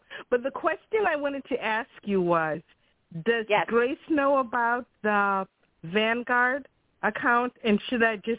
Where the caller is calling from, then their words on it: Chicago, Illinois, United States; from Chicago.